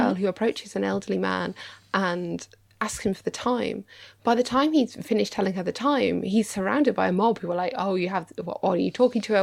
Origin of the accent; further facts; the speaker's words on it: United Kingdom; I'm British